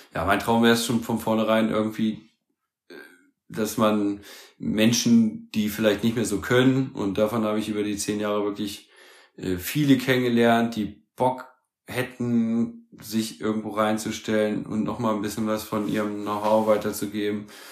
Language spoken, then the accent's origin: German; Germany; als Deutsche